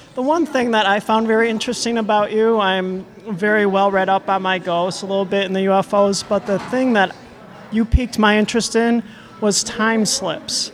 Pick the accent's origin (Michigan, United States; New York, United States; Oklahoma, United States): Michigan, United States; Detroit; moved away as an adult; also born or lived in Wisconsin; now in Madison, United States; I am a transplant from Detroit. Mm-hmm. I've been here about 25 years, arrived as an adult.